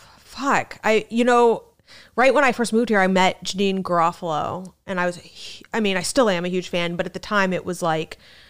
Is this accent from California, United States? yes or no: no; New York City, New York, United States; I don't know how you know I'm from New York City, but.